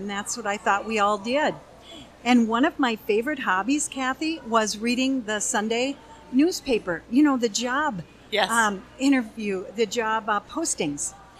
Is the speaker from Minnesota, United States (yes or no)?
yes; Redwood Falls, Minnesota, United States; when I was a young person in a small town. I grew up in Redwood Falls, Minnesota.